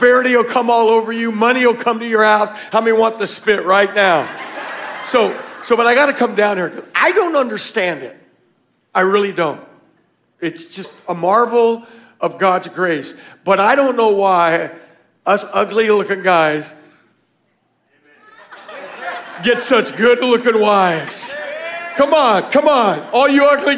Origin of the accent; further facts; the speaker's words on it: Tucson, Arizona, United States; We're from Tucson. Our church was Victory Worship Center